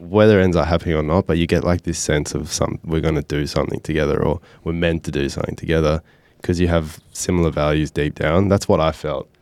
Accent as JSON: {"language": "English", "town": "Byron Bay", "region": "New South Wales", "country": "Australia", "tie": "born or raised there", "said": "I grew up in Byron Bay"}